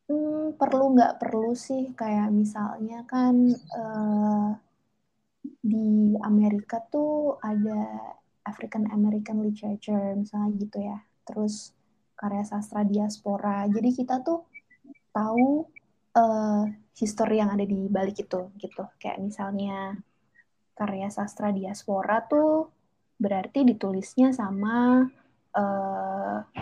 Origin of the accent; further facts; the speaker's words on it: Java, Indonesia; pengalaman saya ya pengalaman sebagai anak yang dibesarkan di lingkungan keluarga Jawa gitu dengan nilai-nilai Jawa